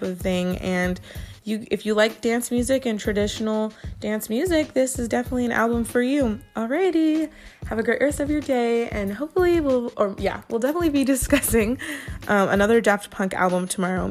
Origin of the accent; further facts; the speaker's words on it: Inland Empire, California, United States; I'm from the Inland Empire, and that's one of the area codes from around here.